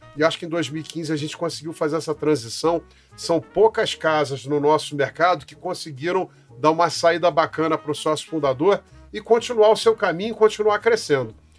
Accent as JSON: {"language": "Portuguese", "region": "Rio de Janeiro", "country": "Brazil", "moved": "as an adult", "lives_now": "São Paulo, Brazil", "said": "Eu sou carioca, flamenguista, economista, formado na PUC do Rio de Janeiro"}